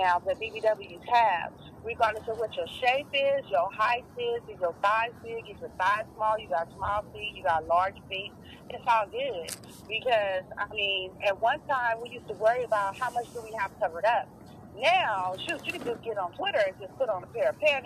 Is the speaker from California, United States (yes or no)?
yes; Richmond, California, United States; from Richmond, California, original Bay Area, Yay Area